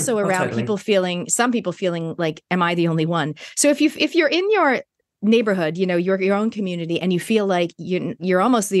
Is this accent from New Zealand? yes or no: yes; New Zealand; us Kiwis